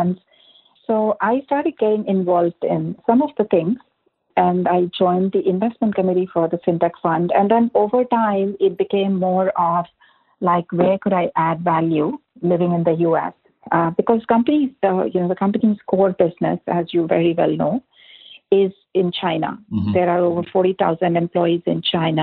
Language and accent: English; India; moved away as an adult; also born or lived in Singapore; now in Bay Area, United States; I grew up in India and studied in India as well